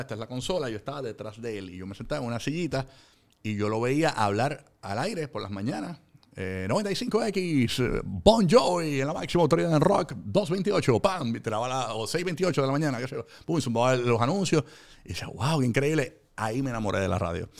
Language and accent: Spanish; Puerto Rico; also born or lived in Carolina, Puerto Rico / Fajardo, Puerto Rico; en un momento dado nos mudamos a Fajardo por la economía, de que era más económico vivir en, allá que vivir en el área metropolitana. Nos mudamos de Carolina a Fajardo